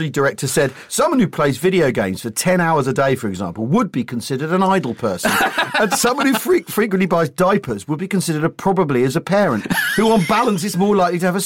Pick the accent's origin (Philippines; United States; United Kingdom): United Kingdom; right I am because because well, well, we're British.